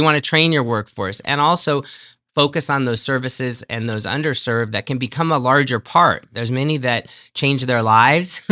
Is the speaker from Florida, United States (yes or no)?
no; San Gabriel, California, United States; moved away as an adult; also born or lived in Reno, Nevada; now in Clark County, United States; I grew up in San Gabriel, California, so that's in Southern California